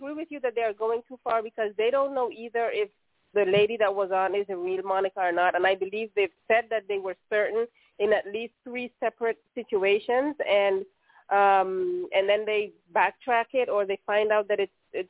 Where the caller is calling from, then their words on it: Netherlands; I'm calling from the Netherlands.